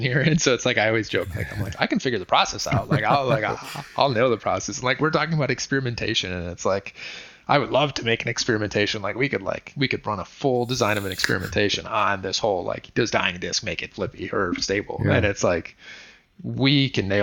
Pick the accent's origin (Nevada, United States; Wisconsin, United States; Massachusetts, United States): Wisconsin, United States; moved away as an adult; also born or lived in Michigan / North Carolina; growing up in Wisconsin, I was a hands-on kid